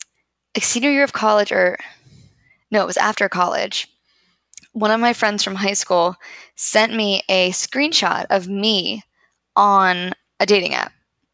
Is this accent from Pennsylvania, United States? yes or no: yes; Pittsburgh, Pennsylvania, United States; born or raised there; moved away